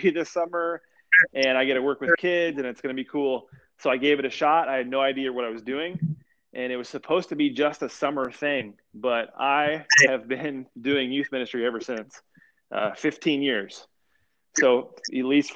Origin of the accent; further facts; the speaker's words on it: Indiana, United States; I grew up in Indiana